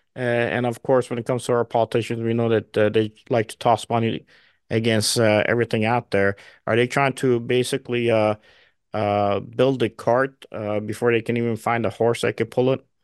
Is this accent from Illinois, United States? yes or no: yes; Chicago, Illinois, United States; I'm from Chicago